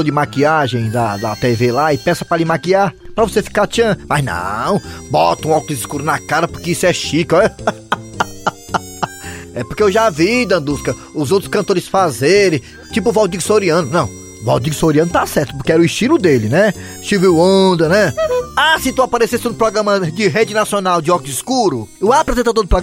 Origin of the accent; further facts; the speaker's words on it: Croatá, Ceará, Brazil; eu tava na minha terra otimana, até Croatá, que eu sou de Croatá.